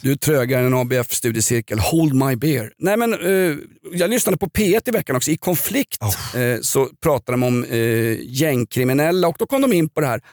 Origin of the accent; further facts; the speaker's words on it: Stockholm, Stockholm County, Sweden; jag är uppväxt i Vällingby